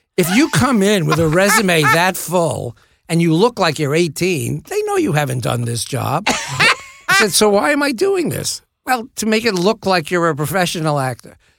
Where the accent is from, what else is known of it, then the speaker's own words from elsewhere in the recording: New York City, New York, United States; I grew up in the Bronx